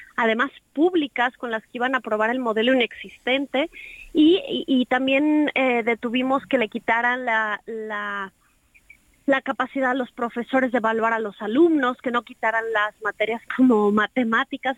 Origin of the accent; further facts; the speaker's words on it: Mexico City, Mexico; moved away; also born or lived in Jalisco; viví aquí mucho tiempo, pero en realidad soy chilanga